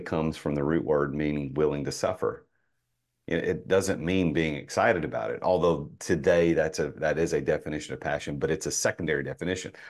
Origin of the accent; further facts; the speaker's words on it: Nashville, Tennessee, United States; I'm from Nashville